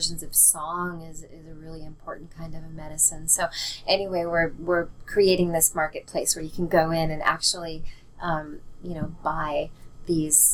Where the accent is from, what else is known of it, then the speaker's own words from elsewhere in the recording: Seattle, Washington, United States; I grew up in Seattle